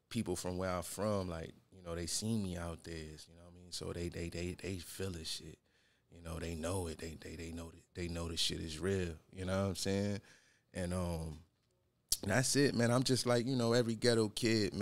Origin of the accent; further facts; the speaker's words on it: Rochester, New York, United States; Born and raised in Rochester